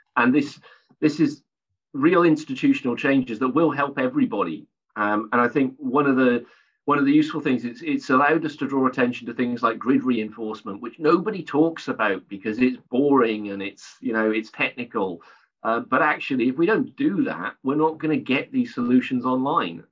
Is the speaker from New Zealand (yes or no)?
no; South Wales, United Kingdom; moved away; I'm from originally from South Wales, so I'm just about old enough to remember the impact of the coal, closures of the coal mines on communities